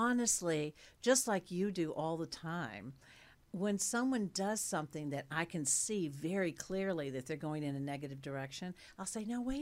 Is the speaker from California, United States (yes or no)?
no; Cookeville, Tennessee, United States; I was born in Cookeville, Tennessee